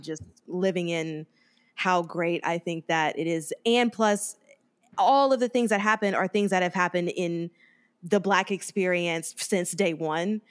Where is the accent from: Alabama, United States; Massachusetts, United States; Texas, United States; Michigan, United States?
Alabama, United States; Mobile; moved away; also born or lived in Harlem, New York; my hometown, guys, Mobile, Alabama.